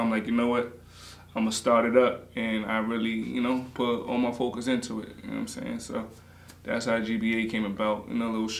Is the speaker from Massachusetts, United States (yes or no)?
no; Greenburgh, New York, United States; born or raised there